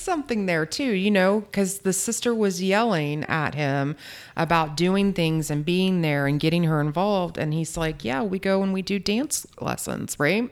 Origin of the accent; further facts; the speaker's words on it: Charleston, South Carolina, United States; I'm from Charleston, South Carolina